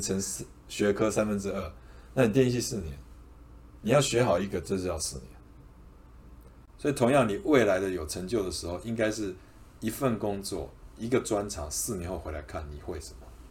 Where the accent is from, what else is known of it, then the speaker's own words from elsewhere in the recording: Taipei, Taiwan; 我读书在台北，我在台北长大嘛，新，双北啦